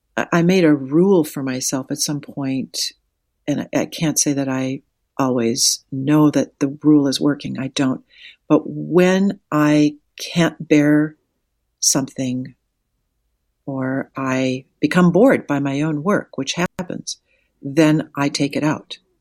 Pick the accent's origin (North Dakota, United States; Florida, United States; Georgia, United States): North Dakota, United States; Wahpeton; I grew up in Wapaton, North Dakota